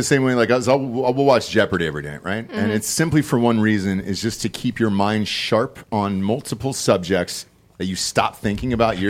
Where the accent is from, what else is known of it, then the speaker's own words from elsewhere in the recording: Atlanta, Georgia, United States; I'm not gay. I'm from Atlanta.